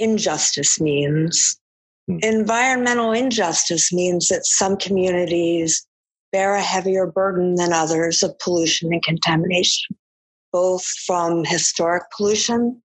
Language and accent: English; East Coast, United States; moved away as an adult; now in Chicago, United States; I'm from the East Coast, and I've been in the Midwest for many years now, since I moved to Chicago